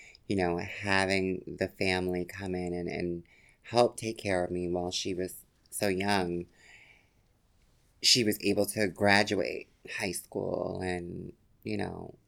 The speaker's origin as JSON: {"language": "English", "town": "Yonkers", "region": "New York", "country": "United States", "tie": "born or raised there", "said": "I grew up in Yonkers, New York"}